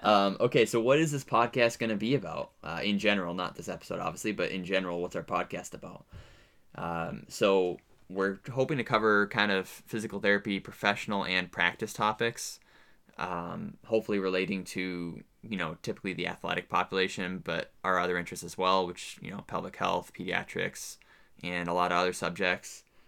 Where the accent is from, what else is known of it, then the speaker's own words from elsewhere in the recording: New Hampshire, United States; moved away as an adult; also born or lived in upstate New York; now in Southeast Alaska, United States; I am from New Hampshire.